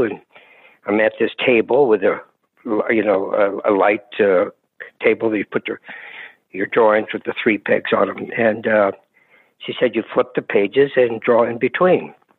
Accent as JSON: {"language": "English", "town": "Hayward", "region": "California", "country": "United States", "tie": "born or raised there", "said": "East Bay Area, Hayward, California, just near Oakland."}